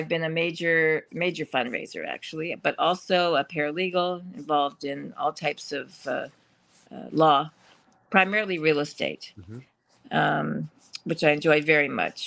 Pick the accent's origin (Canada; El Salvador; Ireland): Canada; St. Catharines, Ontario; now in Toronto, Canada; I came from St. Catharines, a very small city in comparison to Toronto. But I ended up in Toronto.